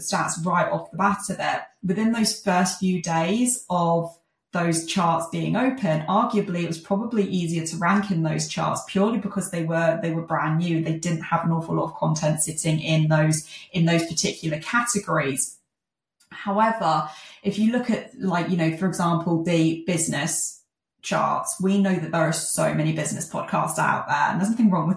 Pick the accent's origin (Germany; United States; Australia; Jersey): Jersey; I'm from Jersey